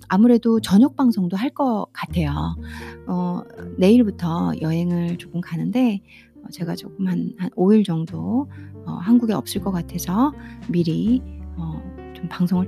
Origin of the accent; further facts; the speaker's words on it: South Korea; 제가 한국 사람으로서